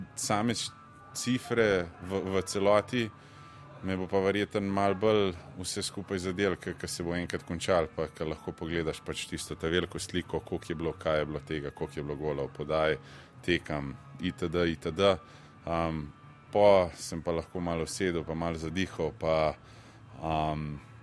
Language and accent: Slovenian; Slovenia